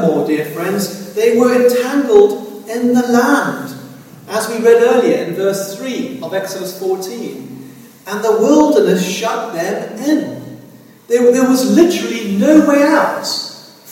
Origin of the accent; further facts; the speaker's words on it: South Africa; growing up in South Africa